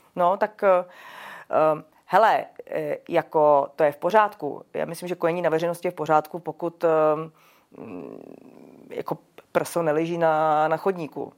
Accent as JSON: {"language": "Czech", "country": "Czechia", "said": "jací jsme my Češi"}